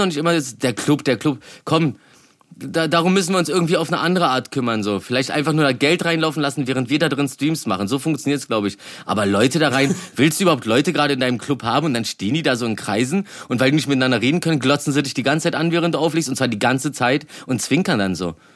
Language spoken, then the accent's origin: German; Berlin, Germany; als Berliner